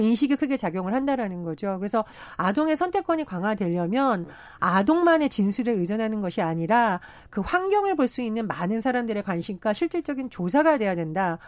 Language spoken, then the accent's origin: Korean; Gangwon, South Korea; 제가 강원도 출신이다 보니